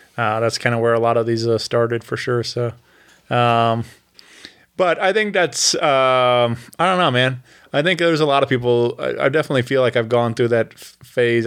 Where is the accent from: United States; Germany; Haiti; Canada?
United States; Wentzville, Missouri; Wentzville is my hometown r, where I went to school